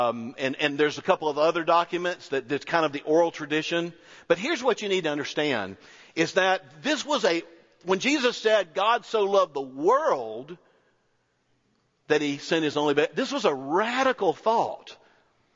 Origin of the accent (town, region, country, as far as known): North Florida, United States; also born or lived in Auburn